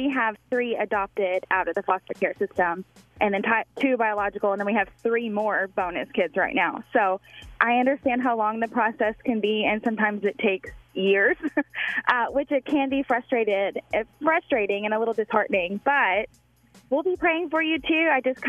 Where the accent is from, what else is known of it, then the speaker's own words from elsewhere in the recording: Arkansas, United States; And first-time caller, I'm also from Arkansas